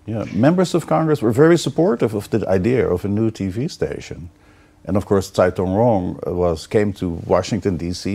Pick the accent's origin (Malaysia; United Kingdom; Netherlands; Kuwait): Netherlands; Amsterdam, North Holland; moved away; I'm from Holland, Amsterdam